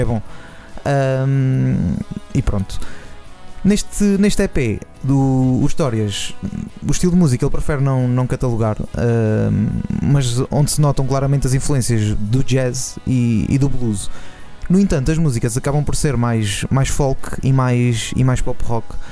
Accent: Nazaré, Oeste, Portugal; eu sou da Nazaré

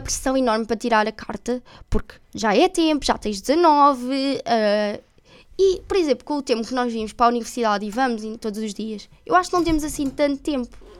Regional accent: Santarém, Santarém District, Portugal; Nós somos de Santarém e há duas escolas principais, tipo do secundário. E eu era da Ginestal

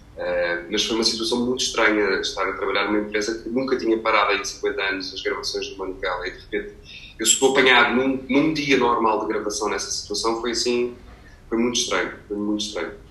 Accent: Portugal; moved away as an adult; now in Brazil; português e trabalhando em telenovelas

